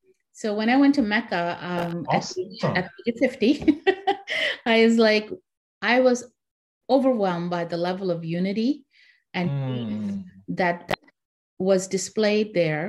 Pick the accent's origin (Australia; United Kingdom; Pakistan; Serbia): Pakistan; now in Canada; And then I, as a Pakistani, we needed an organization for us. So I'm the founding member of the Pakistani Canadian Association of Nova Scotia.